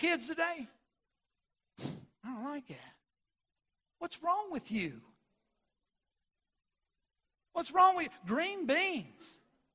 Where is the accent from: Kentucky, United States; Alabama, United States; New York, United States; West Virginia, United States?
West Virginia, United States; We grew up in West Virginia